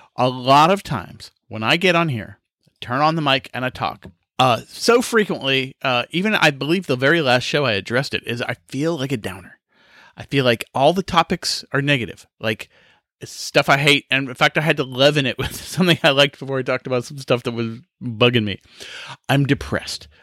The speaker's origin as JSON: {"language": "English", "region": "Kansas", "country": "United States", "tie": "born or raised there", "moved": "yes", "lives_now": "South Carolina, United States", "said": "I grew up in Kansas where we had five days of fireworks"}